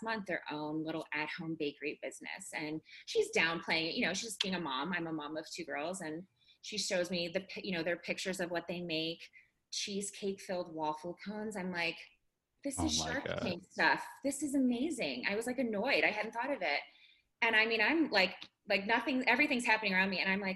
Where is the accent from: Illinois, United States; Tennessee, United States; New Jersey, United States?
Illinois, United States; Chicago; moved away as an adult; now in Colorado, United States; I'm from Chicago.